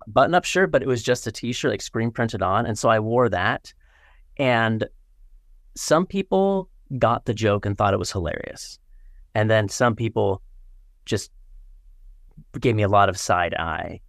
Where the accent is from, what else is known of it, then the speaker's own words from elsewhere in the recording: Northwest Washington, United States; I grew up in Northwest Washington